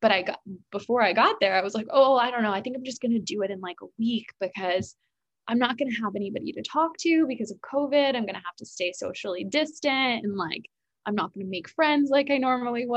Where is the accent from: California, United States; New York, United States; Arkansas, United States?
New York, United States; also born or lived in South Carolina; I was from New York